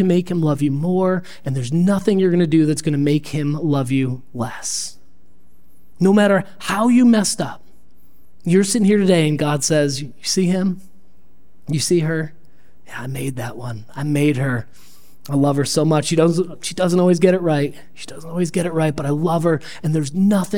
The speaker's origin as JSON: {"language": "English", "town": "Perry", "country": "United States", "tie": "born or raised there", "lives_now": "Rochester, United States", "said": "I grew up in Perry"}